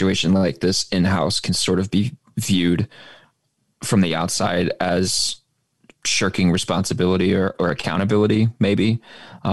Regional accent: Oklahoma, United States; moved away; I grew up in Oklahoma

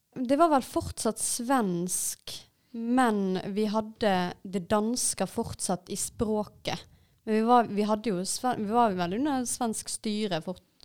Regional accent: Vaksdal, Vestland, Norway; jeg kommer fra Vaksdal kommune utenfor Bergen, og det er en uh, nynorsk kommune. Og jeg har hatt uh, nynorsk som hovedmål når jeg er på skolen

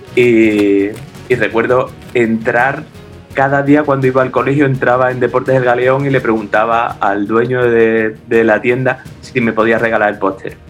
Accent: San Fernando, Andalusia, Spain; yo soy de San Fernando, de Cádiz, y en 1987 tenía 11, 12 años.

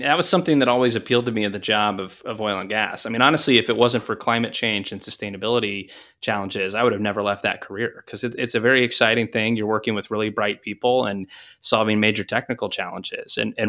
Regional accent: Texas, United States; I grew up in Texas, and then I went to college at the University of Tulsa

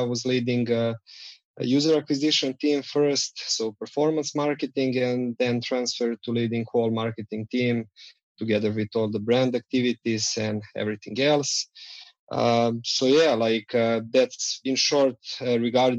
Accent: Belgrade, Serbia; So we are based in Belgrade, Serbia.

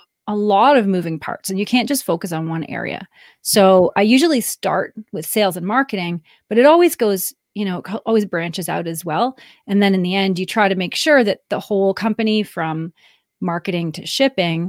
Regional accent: Canada; I'm Canadian, married to an American, and I live

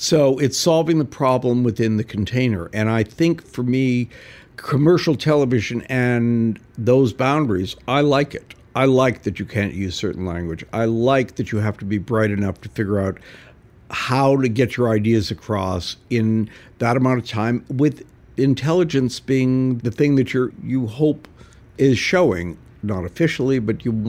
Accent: Canada; also born or lived in California / New York; now in Los Angeles, United States; growing up in Canada

